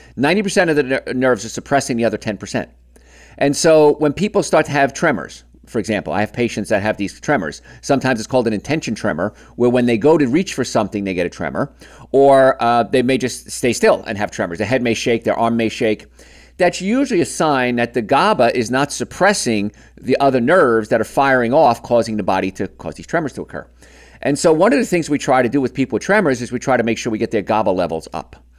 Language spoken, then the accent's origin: English; New York, United States; I grew up in New York, which is on the eastern end of the time zone